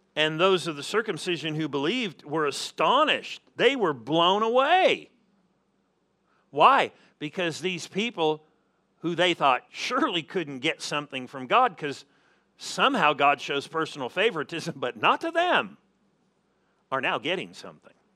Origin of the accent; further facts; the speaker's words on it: Southern California, United States; moved away; I'm originally from Southern California